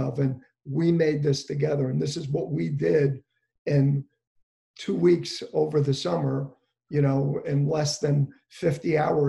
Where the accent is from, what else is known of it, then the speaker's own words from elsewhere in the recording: Englewood, New Jersey, United States; We're from Englewood. We're both from Englewood.